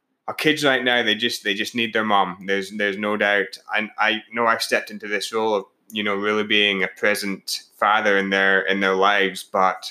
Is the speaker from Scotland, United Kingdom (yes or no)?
yes; Scotland, United Kingdom; moved away; I'm from Scotland